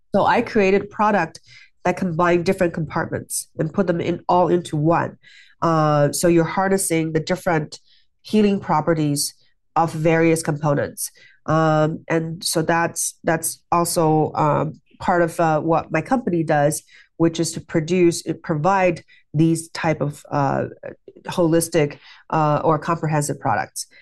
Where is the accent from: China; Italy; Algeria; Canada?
China; moved away; I grew up in China